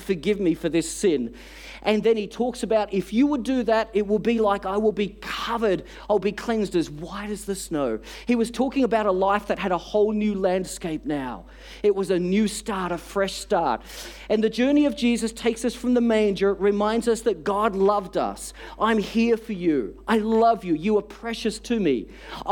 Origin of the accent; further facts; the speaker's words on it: Australia; We're from Australia. We've never seen a white Christmas